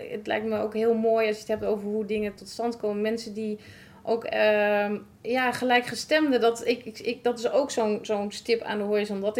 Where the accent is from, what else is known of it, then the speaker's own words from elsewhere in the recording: Raalte, Overijssel, Netherlands; want ik kom zelf natuurlijk uit Raalte.